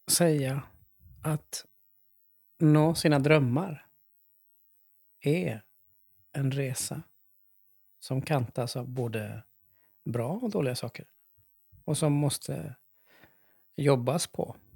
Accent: Finland; Så som finlandssvensk

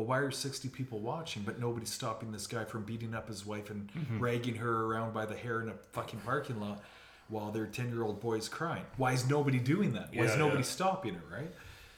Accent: Moose Jaw, Saskatchewan, Canada; born there; And I was born in Moose Jaw.

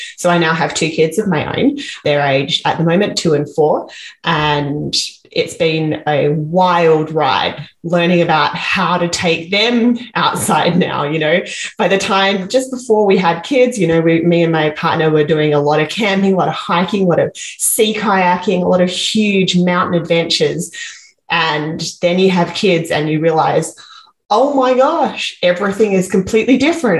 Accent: Perth, Western Australia, Australia; now in Vancouver, Canada; I'm from Australia. I grew up in Western Australia in Perth

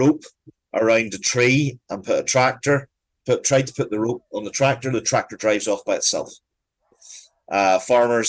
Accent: Ireland; as an Irish person

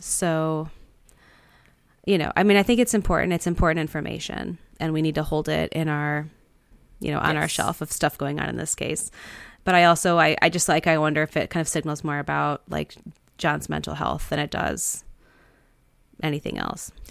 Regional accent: Detroit, Michigan, United States; growing up in Detroit

